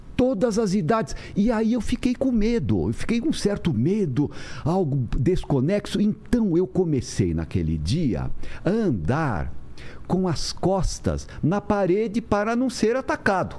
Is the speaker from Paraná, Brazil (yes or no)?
no; São Paulo, Brazil; also born or lived in Santos; eu sou aqui de São Paulo, ah. com o pé no interior pela minha minha mãe